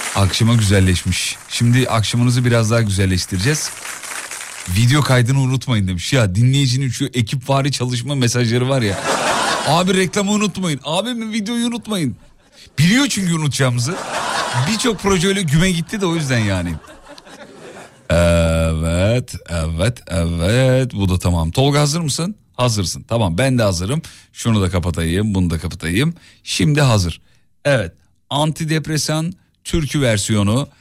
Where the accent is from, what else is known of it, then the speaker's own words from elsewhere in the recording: Gaziantep, Turkey; Bir Antepli olarak